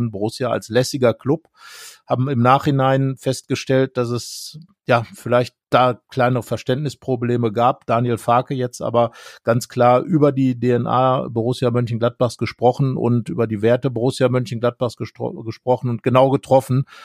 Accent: Büren, North Rhine-Westphalia, Germany; born there; Im schönen Ort Büren geboren. Das ist, wenn man die A44 hinunterfährt Richtung Kassel, biegt man irgendwann ab

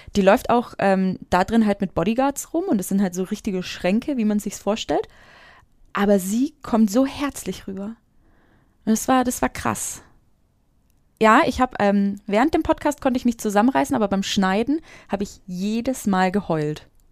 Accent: Franconia, Bavaria, Germany; ich komme aus Franken. Ich komme nicht aus Bayern.

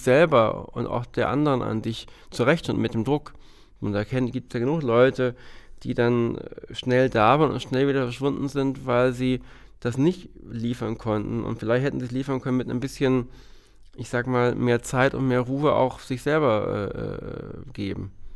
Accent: Hamburg, Germany; komm ja aus Hamburg und habe früh in Hamburg angefangen, zum Studium

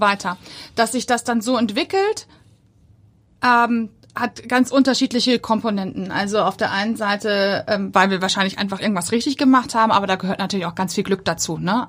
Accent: Bochum, North Rhine-Westphalia, Germany; also born or lived in Hamburg area; now in Hamburg, Germany; Ich komme ja aus Bochum

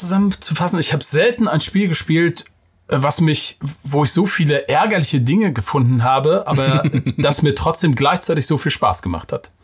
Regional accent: Mecklenburg-Vorpommern, Germany; Als Mecklenburger

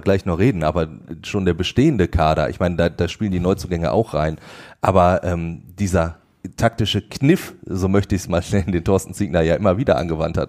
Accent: Ruhr area, North Rhine-Westphalia, Germany; bei uns im Ruhrgebiet.

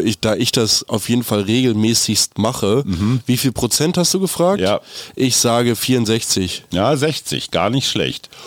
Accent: Germany; Wir haben irgendwie als Deutsche

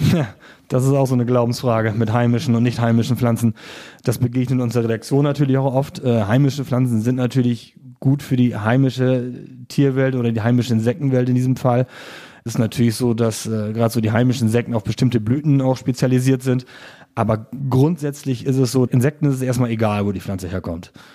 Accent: Friesland, Lower Saxony, Germany; now in Offenburg, Germany; da kommt natürlich ein bisschen Lokalpatriotismus Tourismus durch, zumindest zu meiner alten Heimat

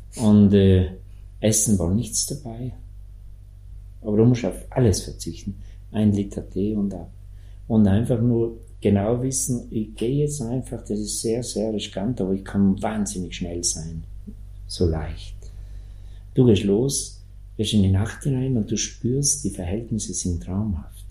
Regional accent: South Tyrol, Trentino-Alto Adige, Italy; bei uns in Südtirol

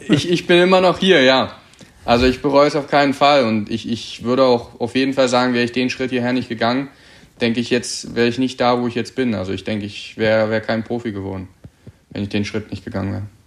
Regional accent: Berlin, Germany; also born or lived in Cottbus / Erzgebirge; now in Hürth, Germany; ursprünglich komme ich aus Berlin, war dann auf der Sportschule in Cottbus ähm, bis 2018 Frühjahr

